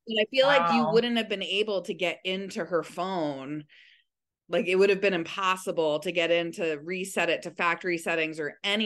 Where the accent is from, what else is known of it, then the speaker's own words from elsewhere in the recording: Springs, New York, United States; I grew up in Springs, you know, about 5 minutes from where I live now